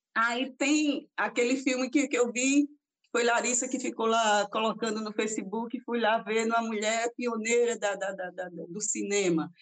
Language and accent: Portuguese; Arapiraca, Alagoas, Brazil; also born or lived in Taquarana; a minha, infância minha infância e juventude Arapiraca, mas assim, sou, nasci em Taquarana